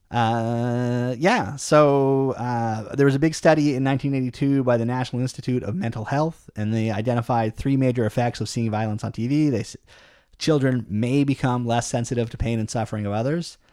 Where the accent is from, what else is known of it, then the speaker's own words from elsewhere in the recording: Canada; we're very Canadian